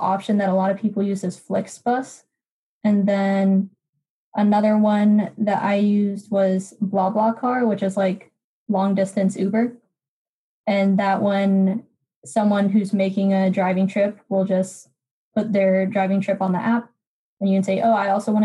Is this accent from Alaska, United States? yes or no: no; Florida, United States; I'm from Florida